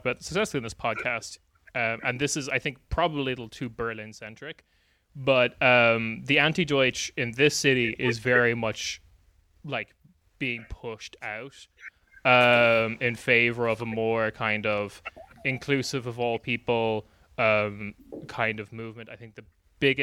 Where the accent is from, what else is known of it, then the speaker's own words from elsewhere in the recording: Ireland; moved away as an adult; also born or lived in United Kingdom; I lived in the UK for a while as an Irish person